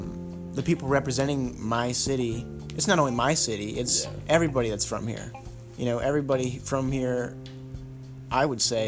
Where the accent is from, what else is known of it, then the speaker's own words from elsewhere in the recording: St. Louis, Missouri, United States; especially my hometown, St. Louis, Missouri. Reppin', 314.